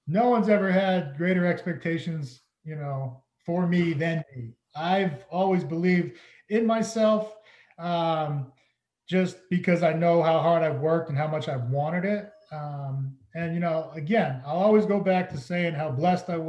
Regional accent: Massachusetts, United States; I grew up in Massachusetts and my dad played for the Patriots for 13 years.

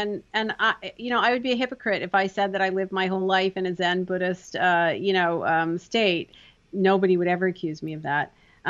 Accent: Canada; I'm from Canada, hockey players, that's legut to me.

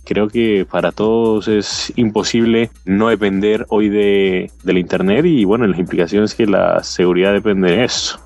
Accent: Colombia; now in Washington, United States; soy colombiano de origen. Actualmente me encuentro en, viviendo en Washington

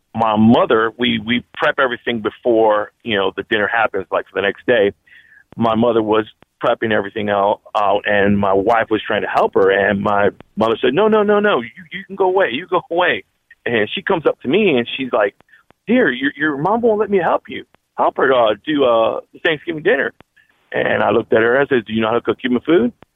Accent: United States; also born or lived in Miami; now in Georgia, United States; I'm a first generation Cuban American. I was born in the United States, but my parents came from Cuba

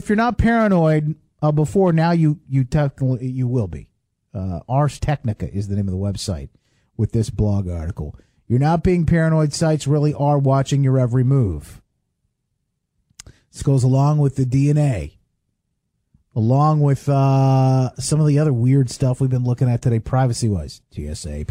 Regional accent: Indiana, United States; I'm from Indiana.

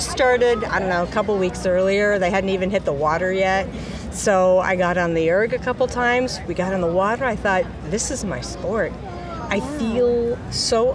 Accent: Portland, Oregon, United States; I'm from Portland, Oregon

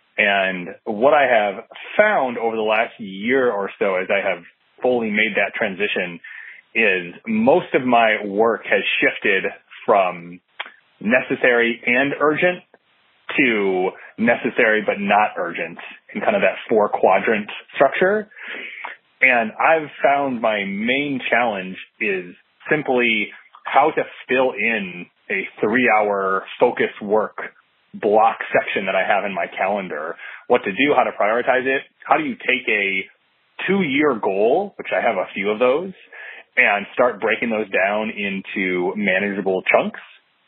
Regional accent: Arlington, Virginia, United States; I'm from Arlington, Virginia.

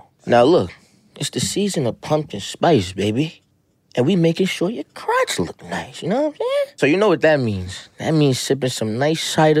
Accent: New York City, New York, United States; I'm from Staten Island. Oh, okay. Yeah, I grew up in Staten Island.

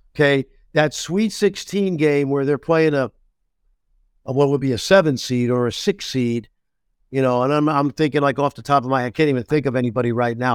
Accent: New York, United States; I'm a New Yorker

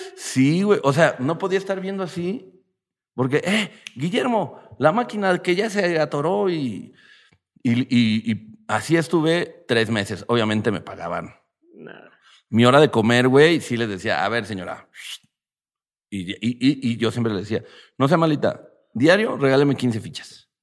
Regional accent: Mexico City, Mexico; also born or lived in Ixtapaluca, State of Mexico; ya vivíamos en Cabeza de Juárez. Y luego nos fuimos a vivir más al pinche estado

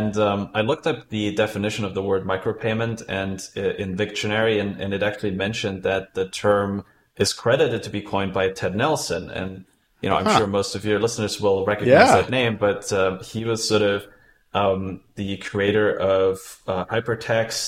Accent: Germany; now in United Kingdom; I'm originally from Germany and I moved to UK

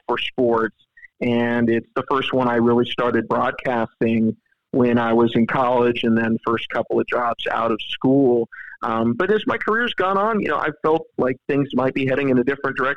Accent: San Jose, California, United States; now in Charlotte, United States; I grew up in San Jose, California

